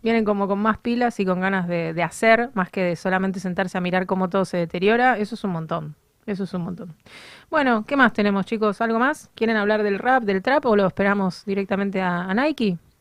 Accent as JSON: {"language": "Spanish", "country": "Argentina", "said": "los argentinos"}